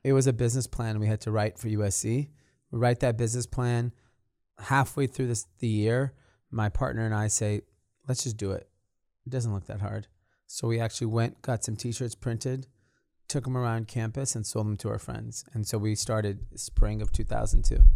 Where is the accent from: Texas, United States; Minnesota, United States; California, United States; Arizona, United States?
California, United States; Los Angeles; I grew up in a suburb of L A called Granada Hills